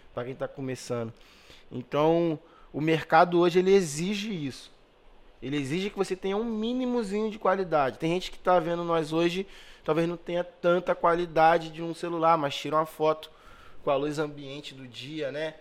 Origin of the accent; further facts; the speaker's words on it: Magé, Rio de Janeiro, Brazil; moved away as an adult; also born or lived in Pavuna, Rio de Janeiro; Eu não era tão valorizado ali na minha, na minha cidade